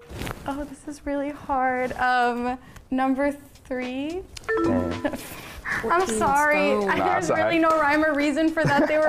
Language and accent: English; North Dakota, United States; now in Los Angeles, United States; I live very far. I'm from North Dakota originally, so I'm the only one out here in LA.